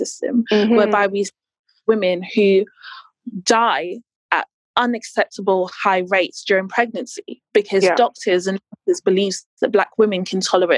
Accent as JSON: {"language": "English", "country": "United Kingdom", "said": "we are citizens of this country as Black British women"}